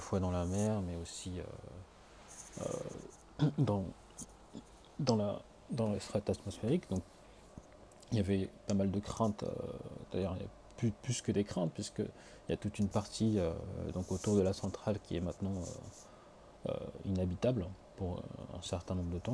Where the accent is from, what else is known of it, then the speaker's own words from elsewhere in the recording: France; now in Tokyo, Japan; en tant que Français, ayant vécu jusque-là